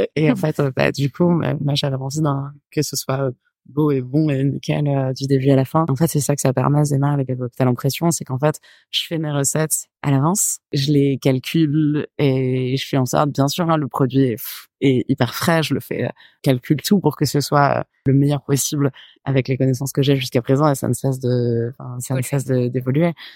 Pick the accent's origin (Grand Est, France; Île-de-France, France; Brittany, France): Île-de-France, France; Paris; moved away as an adult; also born or lived in Nîmes; now in Marseille, France; Je vivais dans le sud vraiment petit, j'ai grandi à Nîmes et puis euh, après j'ai vécu à Paris, mais euh, je crois qu'on a déménagé à Paris, je devais avoir 6 ans